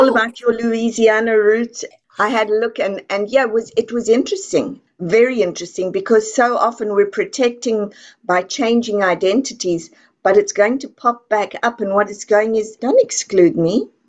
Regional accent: South Africa; now in Texas, United States; I come from South Africa

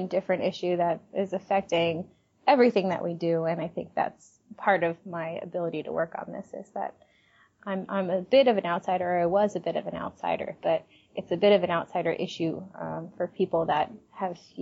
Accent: Long Island, New York, United States; I grew up on Long Island, right outside New York City

